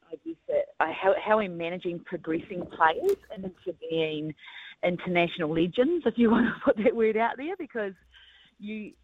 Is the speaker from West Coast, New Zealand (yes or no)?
no; Christchurch, Canterbury, New Zealand; I grew up in Christchurch